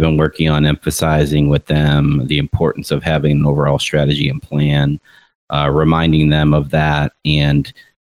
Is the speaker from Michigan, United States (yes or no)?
no; Rochester, New York, United States; moved away; I was up north in my hometown of Rochester, New York for a week for family reunion